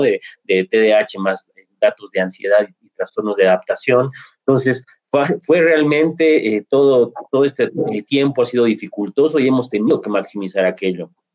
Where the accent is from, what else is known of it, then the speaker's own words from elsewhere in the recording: Bolivia; aquí en Bolivia